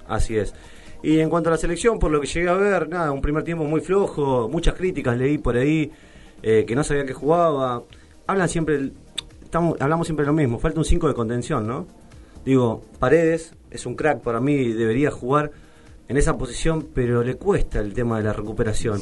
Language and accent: Spanish; Santiago del Estero, Argentina; moved away; soy de Santiago, puedo soportar calor mucho más calor